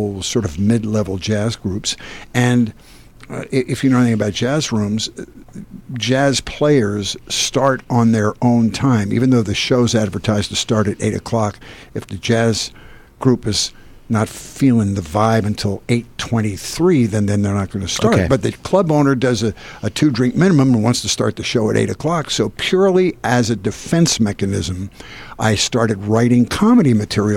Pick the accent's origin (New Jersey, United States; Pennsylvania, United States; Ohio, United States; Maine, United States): Pennsylvania, United States; Wayne; moved away as an adult; also born or lived in Syracuse, New York / Buffalo, New York; now in Los Angeles, United States; I grew up in Wayne, which is in the western suburbs of Philadelphia.